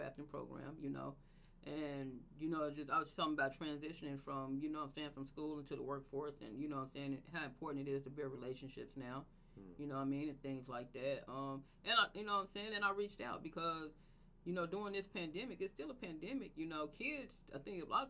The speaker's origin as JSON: {"language": "English", "town": "Tulsa", "region": "Oklahoma", "country": "United States", "tie": "born or raised there", "said": "I grew up in the hood and I'm from North Tulsa"}